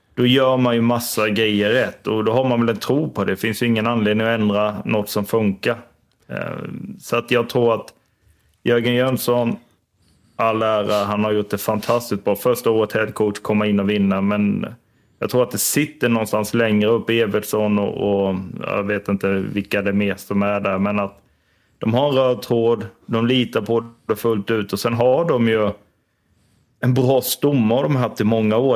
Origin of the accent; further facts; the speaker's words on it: Tingsryd, Kronoberg County, Sweden; Jag är från Timsö